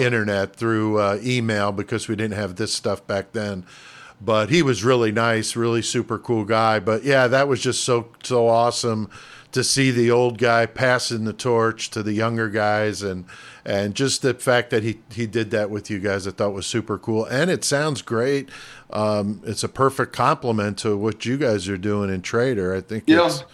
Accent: New York City, New York, United States; moved away as an adult; also born or lived in Connecticut; now in Illinois, United States; from the Bronx in New York, and yeah. that's where I was born. I just moved out here to Illinois when I was an adult, so oh, I I, I grew up on the East Coast in New York, Connecticut

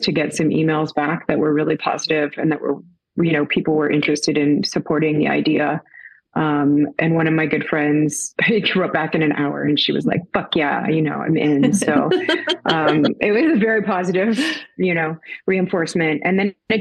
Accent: Toronto, Ontario, Canada; I am from Toronto, Canada

